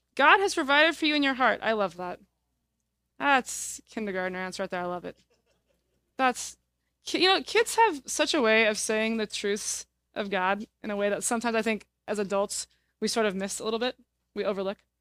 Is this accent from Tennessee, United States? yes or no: no; Fresno, California, United States; now in Davis, United States; I am from Fresno, California originally